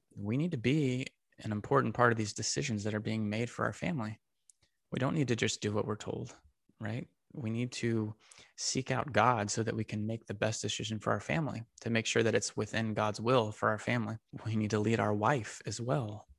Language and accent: English; Texas, United States; Got to play for the Texas Rangers, my hometown team